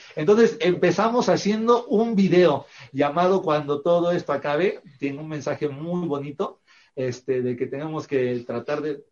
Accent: Veracruz, Mexico; Nosotros también somos originarios de Veracruz, somos de ah. Veracruz

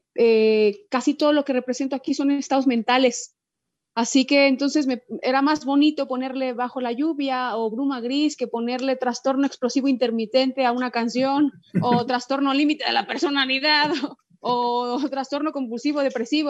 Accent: Guadalajara, Jalisco, Mexico; moved away as an adult; now in Spain; me gusta sonar pues como sonamos en Guadalajara, pues que es, eso soy

